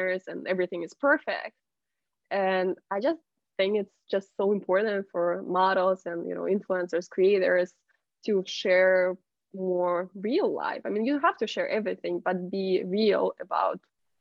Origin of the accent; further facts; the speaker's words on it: Russia; English is a second language; moved away; I grew up in Russia